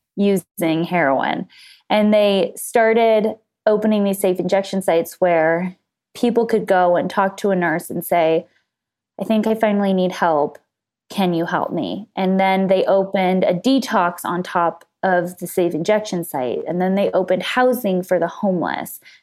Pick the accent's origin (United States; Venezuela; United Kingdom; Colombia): United States; Los Angeles, California; I grew up in Los Angeles, just right outside of L A in the suburbs